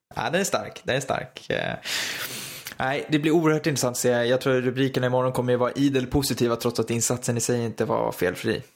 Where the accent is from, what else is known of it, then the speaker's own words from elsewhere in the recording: Stockholm, Stockholm County, Sweden; accent: Stockholm dialect; där jag står för den tråkigaste dialekten. För det får man ändå säga att stockholmskan är